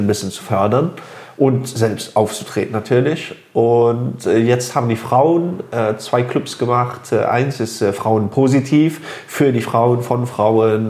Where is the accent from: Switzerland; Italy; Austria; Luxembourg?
Luxembourg; also born or lived in Phoenix, Arizona, United States; Ich bin in Phoenix, Arizona geboren und hier in Luxemburg bin ich aufgewachsen.